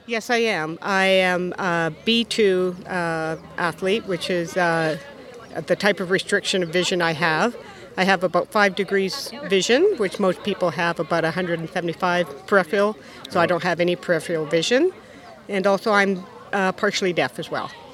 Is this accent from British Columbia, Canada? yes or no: yes; Vancouver Island, British Columbia, Canada; I'm from Vancouver Island, British Columbia, in Canada.